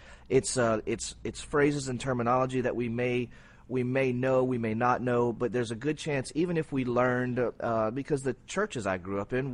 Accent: Cajun, Louisiana, United States; I'm Cajun

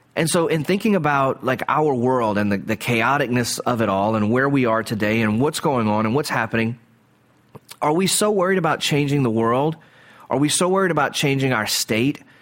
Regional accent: the South, Southern United States, United States; as a Southerner

